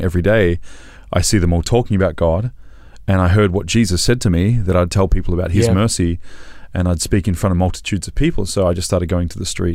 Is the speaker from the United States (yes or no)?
no; Australia; I'm an Australian